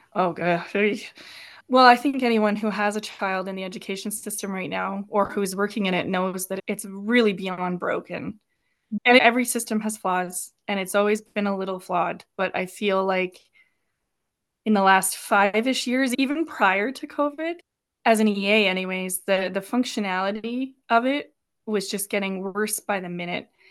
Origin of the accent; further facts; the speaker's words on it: Turner Valley, Alberta, Canada; born and raised in Turner Valley